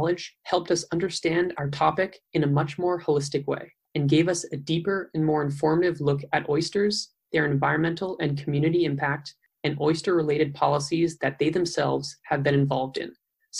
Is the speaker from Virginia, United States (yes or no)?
yes; Arlington, Virginia, United States; I'm from Arlington, Virginia. We are both undergraduate students at Emory University studying environmental science.